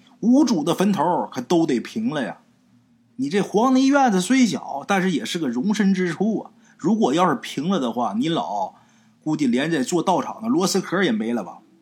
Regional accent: Liaoning, China; accent: Liaoning dialect; 我们辽宁话管这东西叫刀郎

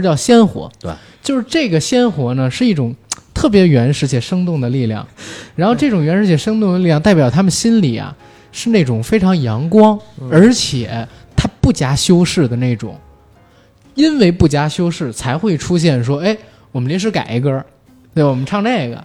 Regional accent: Beijing, China; 我其实作为一个北京人

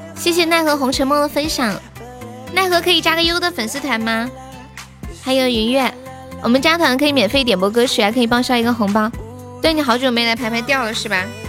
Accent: Sichuan, China; 我们四川人真的太喜欢吃猪肉了

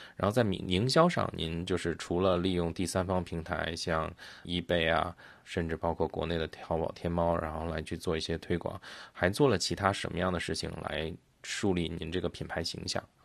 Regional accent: Beijing, China; 因为我是北京人嘛，就是我小时候北京那边

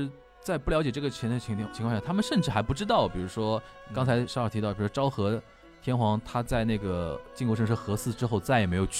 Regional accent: China; 就是我们中国人跟韩国人不要用我们对于帝王的一种印象跟想象

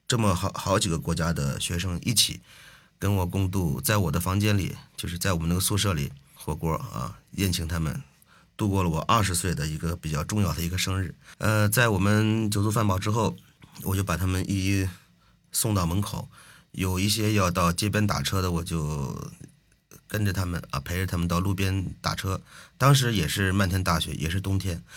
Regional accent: China; moved away; 只有我一个中国人

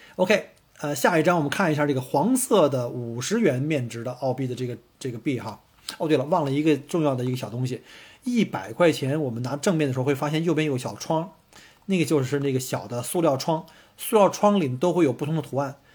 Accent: China; now in Melbourne, Australia; 因为我们从中国来旅游

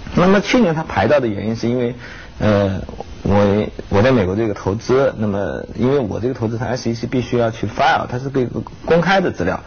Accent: Nanchang, Jiangxi, China; moved away; also born or lived in Taihe, Ji'an, Jiangxi (ancestral home) / Jinggangshan area, Jiangxi; 其实我是在南昌南昌。出生的，啊。嗯，但是老家呢，就是我们这个户籍的这个说法，老家是叫太和

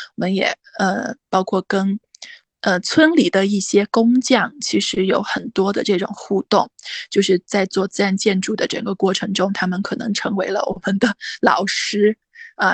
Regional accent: Weishan, Yunnan, China; moved away as an adult; also born or lived in Kunming; 我的老嗯。家是那个大理微商

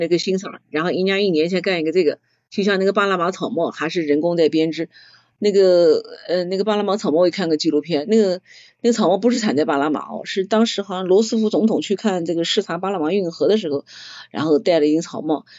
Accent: Nanjing, Jiangsu, China; 我们南方，我们南京这边烧汤，汤要很清

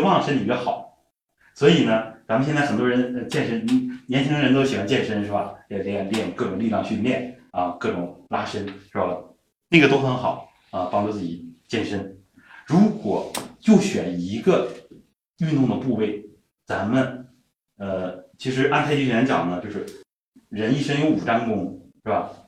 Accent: Northeast China, China; accent: Northeastern; 咱们东北话说霍霍他一下

